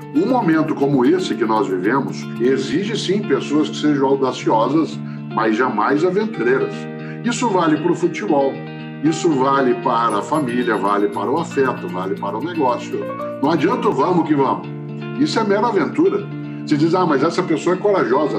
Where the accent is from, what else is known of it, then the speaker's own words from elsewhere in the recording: Londrina, Paraná, Brazil; accent: caipira; now in São Paulo, Brazil; eu sou caipira de Londrina, sou pé vermelho, moro em São Paulo, na capital, há 53 anos, mas sou pé vermelho autêntico